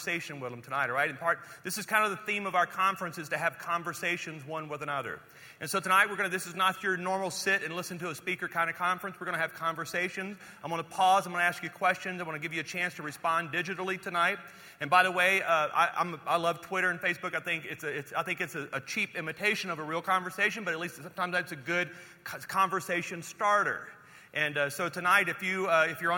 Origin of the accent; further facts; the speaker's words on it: Louisiana, United States; also born or lived in Texas; now in Colorado, United States; I was born in Louisiana, spent some time in Texas